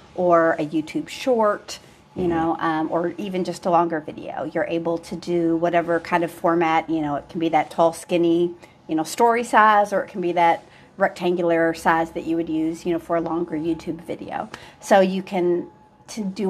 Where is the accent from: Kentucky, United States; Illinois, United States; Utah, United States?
Kentucky, United States; Louisville; moved away; I'm from Louisville